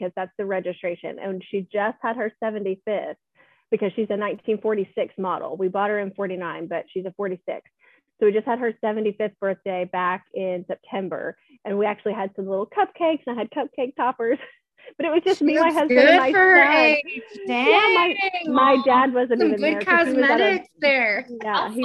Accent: Kentucky, United States; I'm from Kentucky.

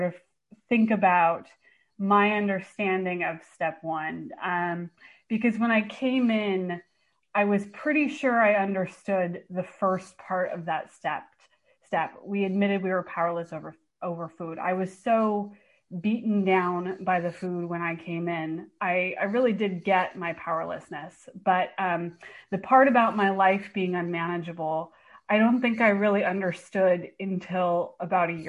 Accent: Bay Area, California, United States; moved away as an adult; now in Portland, United States; I actually live in Portland now, but I'm from the Bay Area

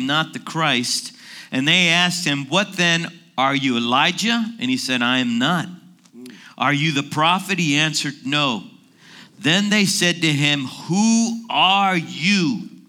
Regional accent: Washington, District of Columbia, United States; I'm from Washington, D.C.

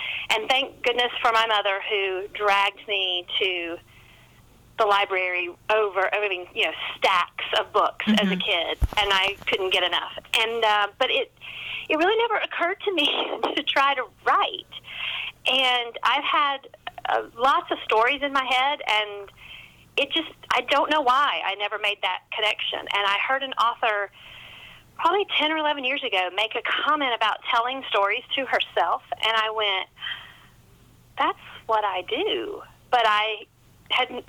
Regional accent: Hendersonville, North Carolina, United States; now in South Carolina, United States; I'm a Carolina girl. I was born in North Carolina, and I've lived in South Carolina my entire adult life

